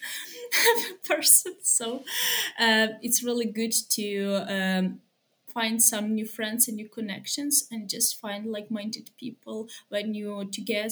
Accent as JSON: {"language": "English", "town": "Lviv", "region": "Lviv Oblast", "country": "Ukraine", "said": "I'm from Lviv."}